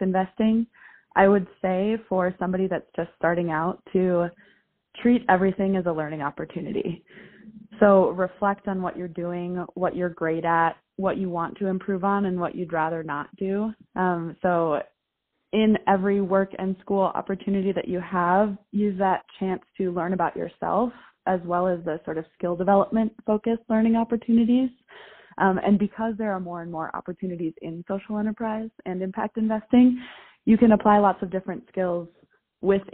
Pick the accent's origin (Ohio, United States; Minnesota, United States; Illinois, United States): Minnesota, United States; I grew up in Minnesota, went to the University of Minnesota